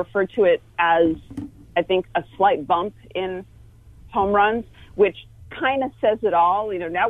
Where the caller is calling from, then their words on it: Fremont, California, United States; I am in the Bay Area, although East Bay, so I'm out in Fremont. That's just north of San Jose.